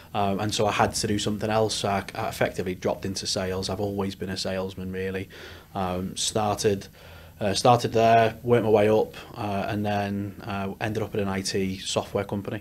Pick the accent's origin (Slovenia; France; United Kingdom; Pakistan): United Kingdom; Liverpool, North West England; moved away as an adult; also born or lived in Newcastle; now in Leeds, United Kingdom; I am a Scouser by trade. Left Liverpool a long time ago. Went up to Newcastle for university